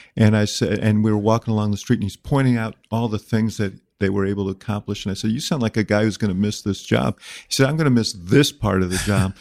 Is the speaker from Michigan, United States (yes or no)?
no; Chicago, Illinois, United States; the fifty-seventh mayor of my hometown, the city of Chicago